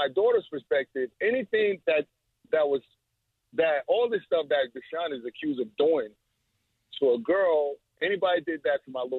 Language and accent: English; New York, United States; now in Denver, United States; I'm from New York.